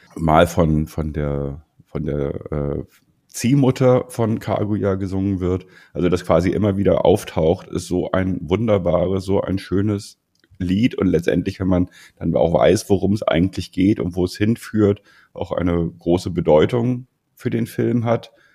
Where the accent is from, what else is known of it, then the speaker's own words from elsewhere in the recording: Germany; bei uns in Deutschland